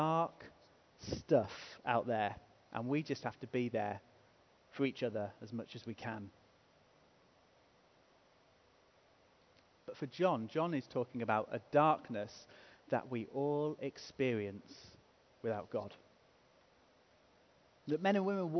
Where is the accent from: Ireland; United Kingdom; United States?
United Kingdom; England; we're English